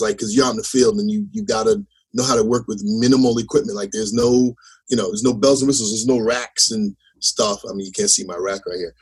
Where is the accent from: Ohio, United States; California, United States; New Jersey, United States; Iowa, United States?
New Jersey, United States; Teaneck; I was from Jersey